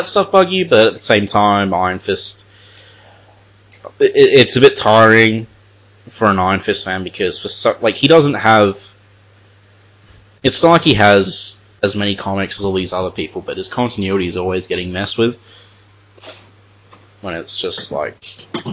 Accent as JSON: {"language": "English", "country": "Australia", "said": "as an Australian"}